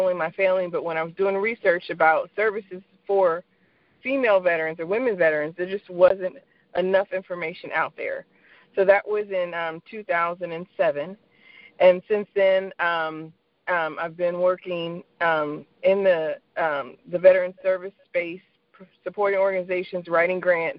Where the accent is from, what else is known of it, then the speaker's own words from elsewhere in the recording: Fayetteville, North Carolina, United States; So first and foremost, I'm an Army brat. I grew up in and around Army bases, and my dad served 35 years in the U.S. Army, Green Beret. So when you grow up in a town that is surrounded by a base such as Fayetteville, North Carolina